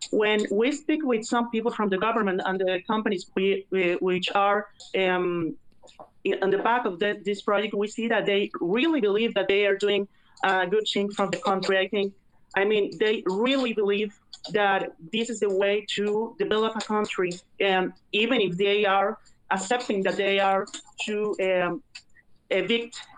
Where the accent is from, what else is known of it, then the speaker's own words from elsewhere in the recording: Mexico; English is a second language; now in Monterrey, Mexico; my English is not very good. I'm from Mexico.